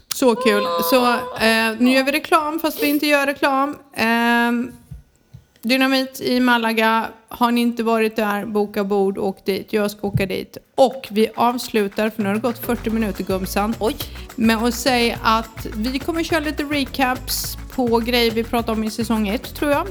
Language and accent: Swedish; Sweden; now in Spain; vi är svenskar också